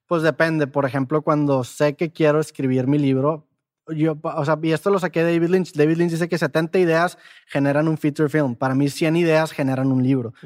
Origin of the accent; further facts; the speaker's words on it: Mexico; moved away; para los de Ciudad de México tengo un acento